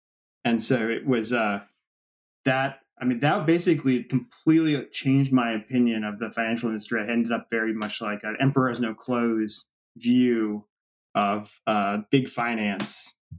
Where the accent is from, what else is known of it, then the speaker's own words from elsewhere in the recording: Washington, District of Columbia, United States; Yeah, I mean, Washington, D.C., everybody thinks of it as a political town, but it's really a real estate town. And I come from a real estate family, spent a whole life in real estate.